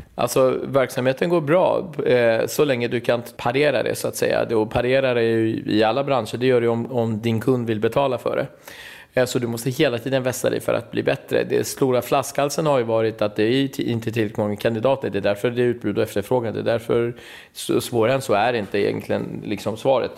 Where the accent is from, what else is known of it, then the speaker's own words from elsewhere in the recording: Stockholm, Stockholm County, Sweden; jag är från Husby och från orten